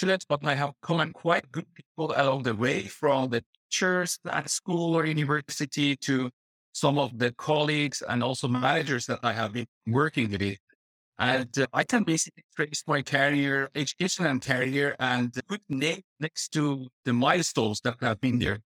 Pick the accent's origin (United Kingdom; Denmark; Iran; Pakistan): Iran; Tehran, Tehran Province; moved away as an adult; also born or lived in Dubai; now in Netherlands; I was living in my hometown in Tehran and also later in Dubai